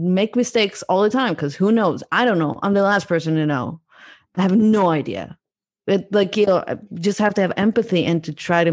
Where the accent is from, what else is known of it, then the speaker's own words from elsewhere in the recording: Israel; moved away as an adult; also born or lived in Netherlands / London; now in Berlin, Germany; growing up in Israel